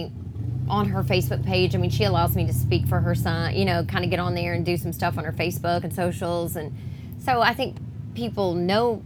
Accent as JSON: {"language": "English", "town": "Franklin", "region": "Tennessee", "country": "United States", "tie": "born or raised there", "said": "I grew up in Franklin"}